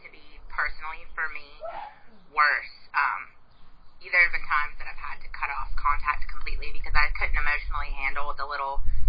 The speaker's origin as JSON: {"language": "English", "region": "South Carolina", "country": "United States", "said": "obviously. I am from South Carolina, here in the States, and as far as my ex-JW background, I was born and raised in the Jehovah's Witnesses"}